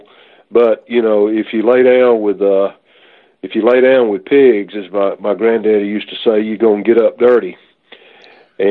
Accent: the South, United States; we grew up here in the South

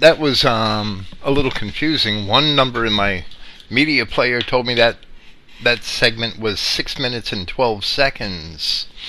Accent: Jersey City, New Jersey, United States; I grew up in Jersey City, right?

